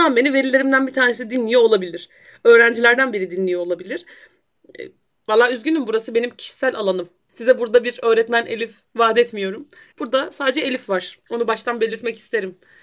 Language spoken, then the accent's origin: Turkish; Black Sea Region, Turkey